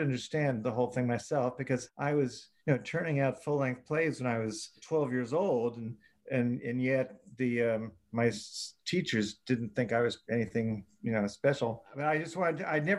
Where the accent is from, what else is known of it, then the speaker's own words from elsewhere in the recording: New York City, New York, United States; growing up in New York City, it's a little different